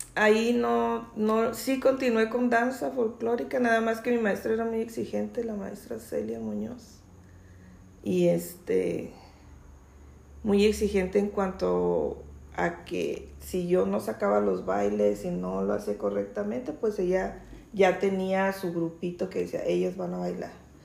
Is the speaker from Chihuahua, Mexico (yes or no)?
yes; Chihuahua, Mexico; also born or lived in Santa Bárbara, Chihuahua; yo empecé mi escuelita en, allá en Santa Bárbara, de allá son mis padres, pero yo nací aquí en Chihuahua. Y luego ya le dieron trabajo a mi mamá de maestra. Aquí en Chihuahua ya nos venimos. Y aquí empecé a estudiar en la escuela Jesús García.